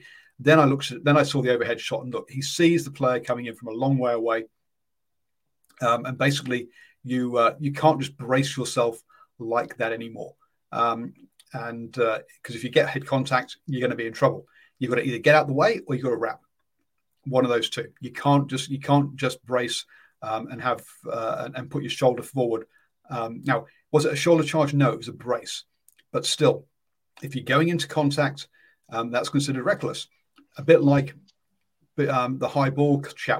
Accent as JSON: {"language": "English", "region": "England", "country": "United Kingdom", "said": "I'm English"}